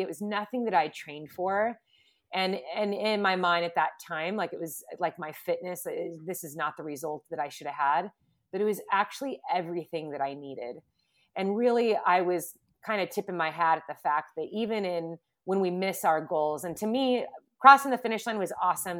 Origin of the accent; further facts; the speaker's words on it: Southern California, United States; also born or lived in Huntington Beach; Growing up in Southern California